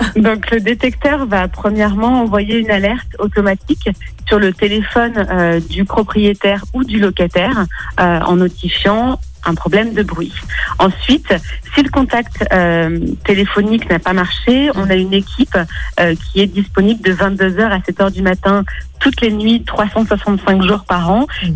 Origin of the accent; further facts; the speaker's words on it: Lyon, Auvergne-Rhône-Alpes, France; je suis lyonnaise